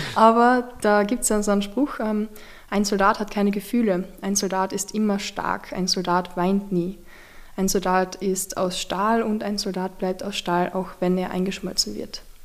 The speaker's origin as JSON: {"language": "German", "country": "Austria", "tie": "born or raised there", "said": "als gebürtiger Österreicherin"}